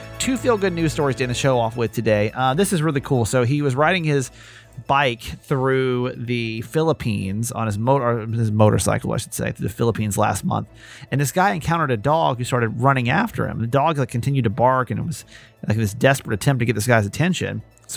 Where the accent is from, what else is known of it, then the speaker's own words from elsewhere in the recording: Maryland, United States; a Maryland feel good story today. This is my hometown.